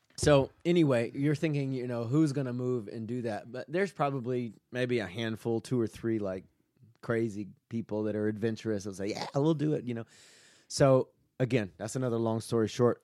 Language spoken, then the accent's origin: English; Southeast, United States; moved away as an adult; also born or lived in Mexico / Southwest US; now in Kennesaw, United States; I grew up in the Southeast